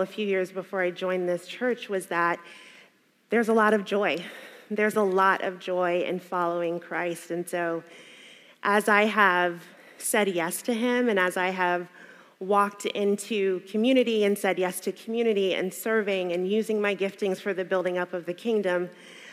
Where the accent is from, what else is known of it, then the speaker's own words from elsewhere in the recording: the American South, United States; For a black woman growing up in the American South, going to church at a black church in the American South, suffering was a huge part of our theology